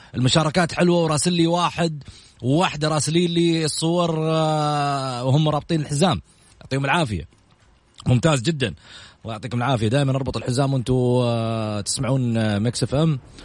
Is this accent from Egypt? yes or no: no; Saudi Arabia; اسهمنا كسعوديين